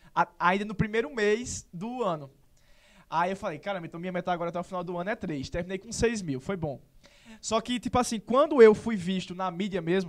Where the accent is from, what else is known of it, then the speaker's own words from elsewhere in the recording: Serra Branca, Paraíba, Brazil; also born or lived in Sumé; Eu nasci em Sumé, eu só nasci aqui porque o Hospital Serra Branca estava em reforma. Mas, assim, só fiz nascer e sou de lá